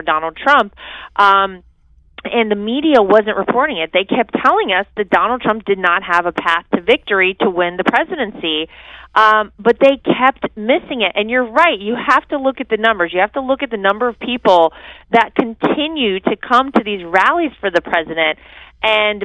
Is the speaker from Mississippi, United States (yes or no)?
no; North Carolina, United States; my home state of North Carolina